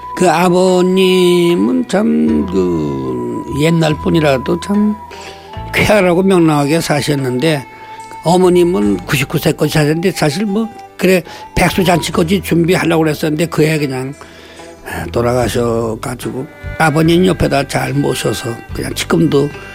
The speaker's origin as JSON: {"language": "Korean", "country": "South Korea", "tie": "born or raised there", "said": "이곳에서 태어나서 아직까지 살고 있습니다"}